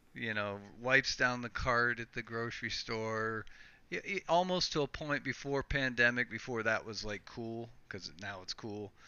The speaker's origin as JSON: {"language": "English", "country": "United States", "moved": "yes", "lives_now": "Canada", "said": "I'm actually from the U.S."}